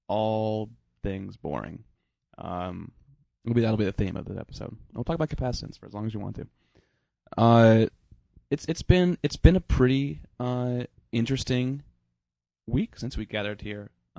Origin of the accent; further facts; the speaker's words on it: Cleveland, Ohio, United States; born or raised there